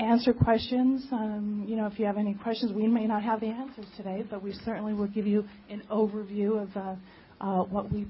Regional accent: Los Angeles, California, United States; I'm from born and raised in Los Angeles

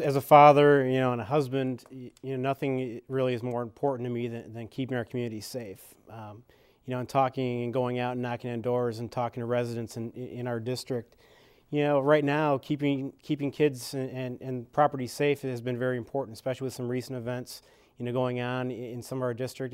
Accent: Kewaskum, Wisconsin, United States; moved away as an adult; also born or lived in Green Bay, Wisconsin; now in Madison, United States; I was born and raised in South, Southeast Wisconsin, small town of Kewaskum

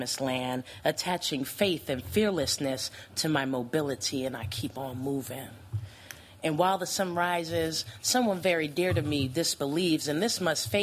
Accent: New Jersey, United States; moved away as an adult; now in Madison, United States; born and raised in New Jersey

